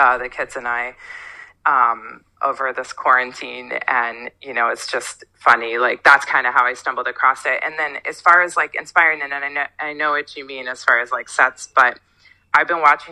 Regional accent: Northern Michigan, United States; moved away; I'm from Northern Michigan

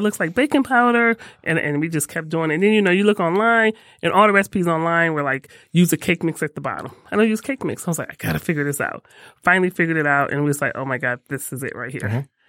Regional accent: Detroit, Michigan, United States; Nope, born and raised in Detroit.

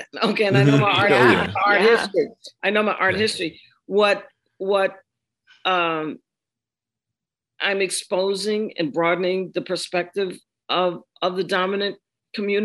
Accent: Washington, District of Columbia, United States; moved away as an adult; also born or lived in Providence, Rhode Island / Baltimore, Maryland / New York; I needed to get back to the Mid-Atlantic. I'm from Washington.

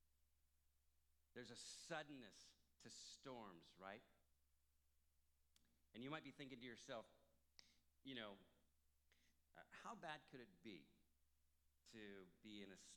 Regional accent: Santa Cruz, California, United States; I was born in Santa Cruz

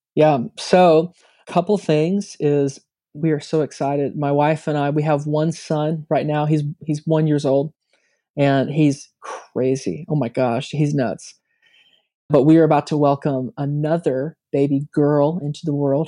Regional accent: United States; moved away

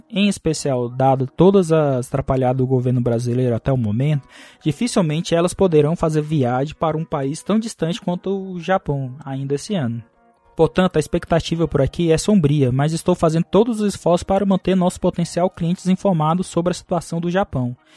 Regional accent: Taguatinga, Federal District, Brazil; Cara, eu sou de Brasília, Guatinga, da cidade satélite de Itaguatinga.

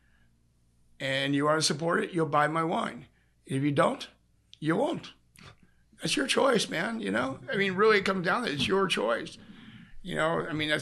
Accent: Sacramento, California, United States; moved away; I'm from Sacramento originally

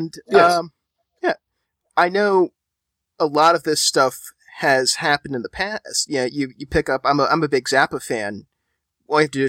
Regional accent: Philadelphia, Pennsylvania, United States; Growing up in Philly, WMMR was always on in the car

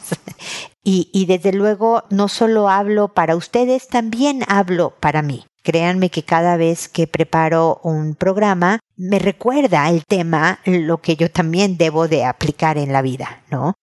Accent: Mexico; now in Chile; la más larga desde que he vivido fuera de mi país, en México con mi familia

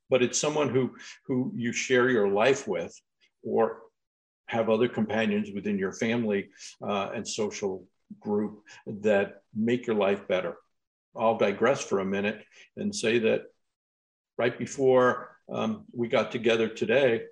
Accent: Long Island, New York, United States; I grew up on Long Island in New York

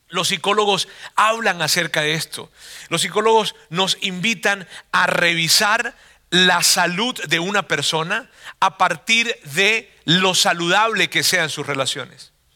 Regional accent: Venezuela; now in Monterrey, Mexico

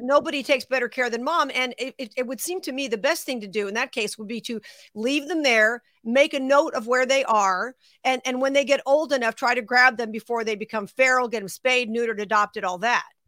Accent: Las Vegas, Nevada, United States; Now, I am based in Las Vegas. That's my hometown.

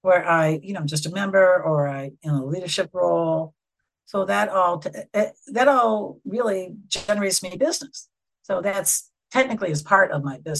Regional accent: Wisconsin, United States; accent: very nasal; moved away as an adult; When I came out here in 95 and I'd start talking, they say, where are you from? I'd say, Wisconsin

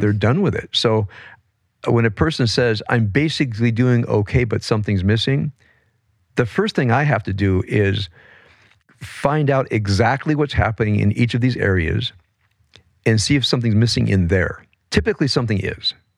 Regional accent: Compton, California, United States; I grew up in Compton as a, as a white kid

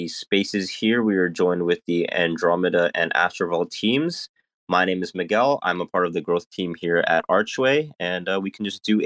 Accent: Canada; I'm from Canada

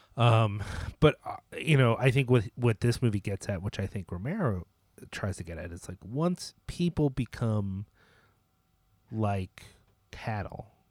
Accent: United States; as an American viewer

